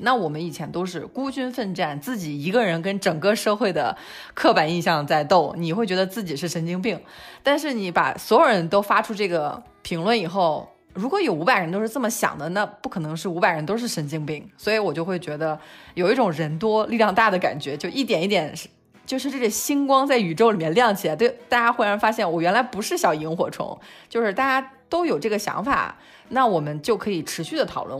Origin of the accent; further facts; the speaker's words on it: China; moved away as an adult; also born or lived in London; now in Spain; 我们中国人